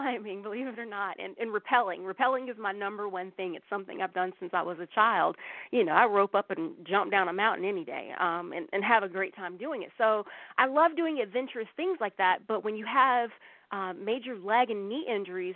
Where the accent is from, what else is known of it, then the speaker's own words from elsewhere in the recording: the Bible Belt in the South, United States; I grew up in the Bible Belt in the South